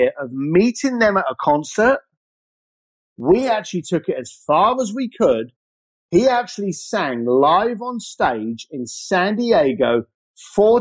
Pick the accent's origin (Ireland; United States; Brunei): Ireland; I grew up as an Irish lad